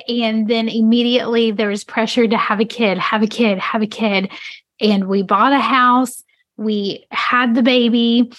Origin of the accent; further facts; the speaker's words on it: rural North Carolina, United States; I grew up in North Carolina, in the middle of the state, smack dab in the middle of the state, rural North Carolina